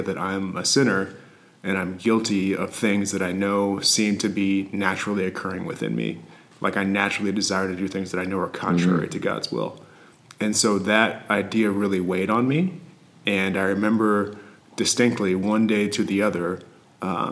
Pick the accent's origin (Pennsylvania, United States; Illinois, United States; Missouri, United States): Missouri, United States; St. Louis; growing up in the St. Louis area